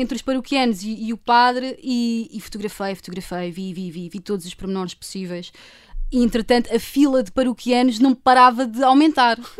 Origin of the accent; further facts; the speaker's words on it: Lisbon, Portugal; eu sou de Lisboa